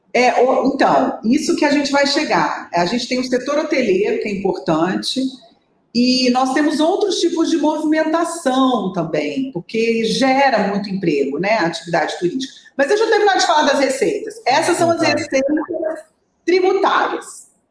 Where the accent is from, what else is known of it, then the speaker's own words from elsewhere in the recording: Brasília, Federal District, Brazil; moved away as an adult; also born or lived in Niterói; now in Salvador, Brazil; eu sou de Brasília